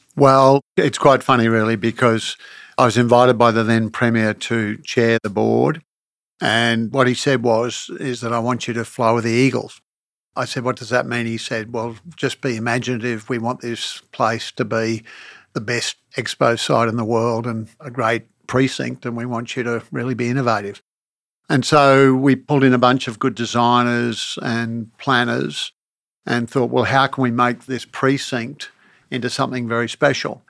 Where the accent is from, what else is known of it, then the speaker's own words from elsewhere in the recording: Brisbane, Queensland, Australia; growing up in Brisbane